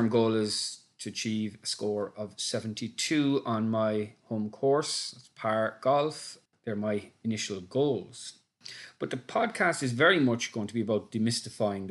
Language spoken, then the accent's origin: English; Cork, Munster, Ireland; now in Dublin, Ireland; I'm from Cork originally, living in Dublin in Ireland